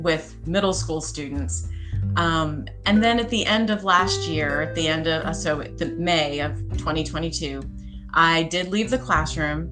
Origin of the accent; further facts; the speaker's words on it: Pennsylvania, United States; I grew up in Pennsylvania